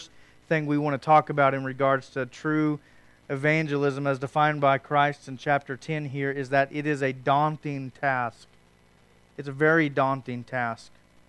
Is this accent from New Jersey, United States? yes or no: no; Oklahoma, United States; Some of us know that growing up in Western Oklahoma with the harvest.